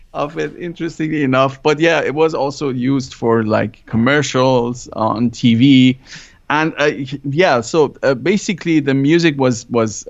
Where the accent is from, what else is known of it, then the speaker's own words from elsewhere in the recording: Germany; moved away as an adult; also born or lived in Iran; now in California, United States; growing up in Germany